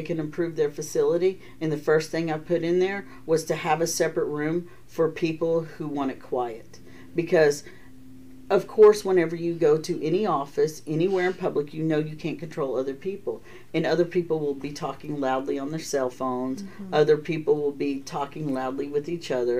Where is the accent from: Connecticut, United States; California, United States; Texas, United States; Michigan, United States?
Texas, United States; moved away; I'm from Texas